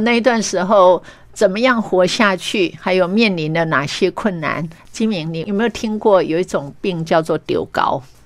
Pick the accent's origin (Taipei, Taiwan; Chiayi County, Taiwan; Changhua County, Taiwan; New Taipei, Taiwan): Chiayi County, Taiwan; Meishan; 我的故乡梅山